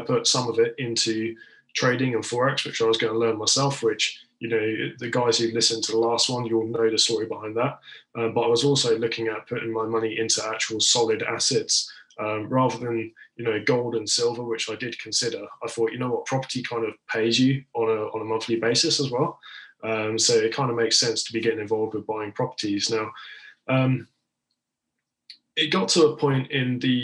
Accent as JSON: {"language": "English", "area": "Isle of Wight", "region": "South East England", "country": "United Kingdom", "tie": "born or raised there", "also_born_or_lived": "Liverpool", "accent": "southern", "said": "I was actually born in Liverpool and most of my family are up there, so I know the area really quite well. But I was raised on the Isle of Wight, hence the sort of southern element of my voice."}